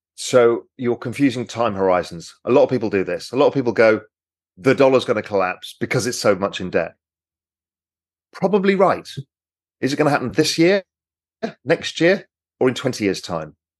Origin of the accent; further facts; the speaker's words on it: England, United Kingdom; I'm English